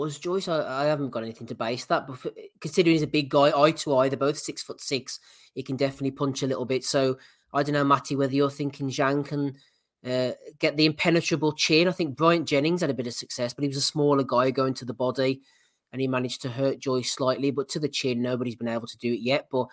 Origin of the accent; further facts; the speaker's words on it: Wolverhampton, West Midlands, United Kingdom; I am from Wolverhampton